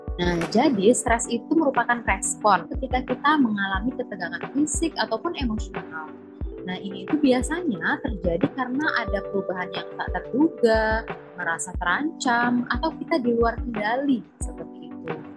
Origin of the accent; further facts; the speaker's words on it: Pekanbaru, Riau, Indonesia; sebagai warga Pekanbaru